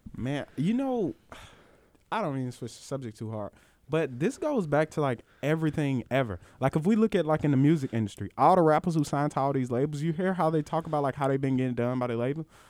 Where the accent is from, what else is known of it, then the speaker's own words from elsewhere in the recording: Mississippi, United States; I'm from Mississippi